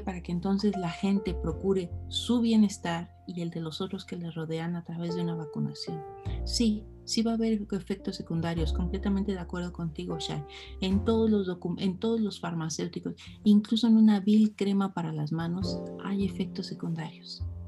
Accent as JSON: {"language": "Spanish", "country": "Mexico"}